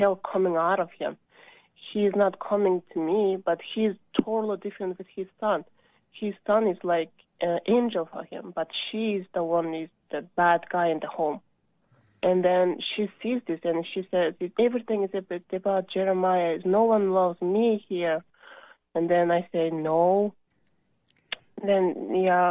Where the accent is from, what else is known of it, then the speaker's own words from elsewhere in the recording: Kyrgyzstan; now in United States; I am from Middle East country, Kyrgyzstan